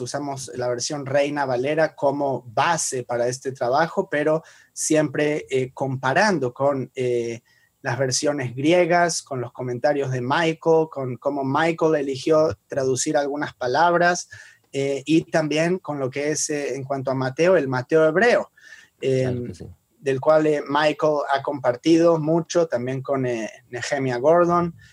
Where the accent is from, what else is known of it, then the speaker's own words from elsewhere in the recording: Argentina; yo soy judío y argentino porque nací en esa región